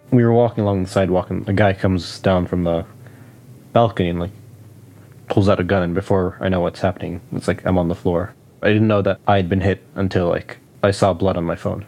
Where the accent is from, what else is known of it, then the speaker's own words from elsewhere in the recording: West Bank, Palestine; moved away; growing up in the West Bank and growing up under occupation, just growing up Palestinian in general